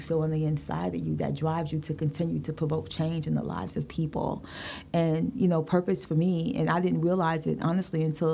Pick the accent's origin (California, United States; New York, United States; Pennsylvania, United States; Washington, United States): New York, United States; New York City; growing up in Brooklyn